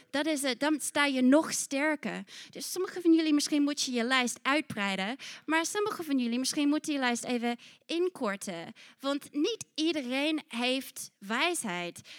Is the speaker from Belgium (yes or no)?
no; New Zealand; Want ik kwam uit Nieuw-Zeeland en weet je, ik zei, hey, laten we dit doen.